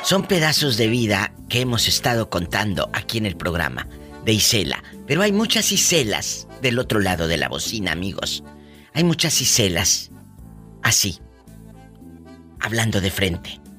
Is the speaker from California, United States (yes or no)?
yes; Sacramento, California, United States; de Sacramento. … guapísimo de Sacramento, California.